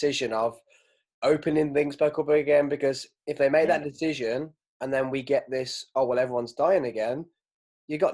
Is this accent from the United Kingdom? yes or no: yes; England, United Kingdom; as English people